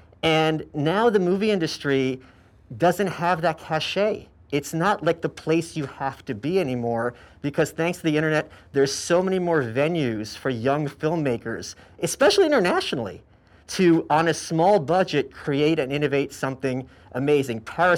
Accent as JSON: {"language": "English", "town": "New York City", "region": "New York", "country": "United States", "said": "I'm from New York, as you know."}